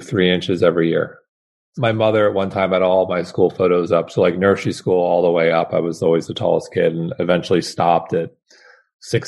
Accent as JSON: {"language": "English", "town": "Manhasset", "region": "New York", "country": "United States", "tie": "born or raised there", "said": "growing up in Manhasset"}